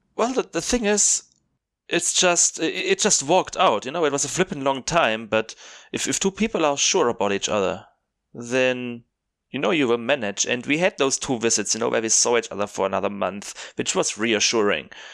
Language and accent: English; South Germany, Germany; English is a second language; moved away as an adult; now in Cape Town, South Africa; I'm from South Germany, I studied in North Germany